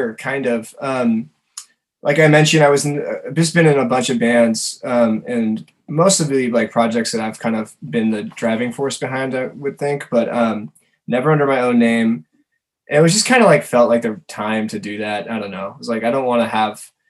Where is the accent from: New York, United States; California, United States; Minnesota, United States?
California, United States; Larkspur; also born or lived in San Francisco / Los Angeles; I'm from Marin originally. I'm from Larkspur.